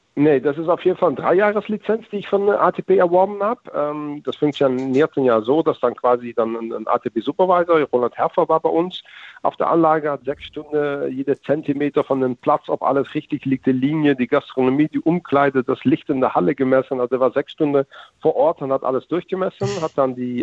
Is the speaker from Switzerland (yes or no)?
no; Netherlands; German is a second language; als Holländer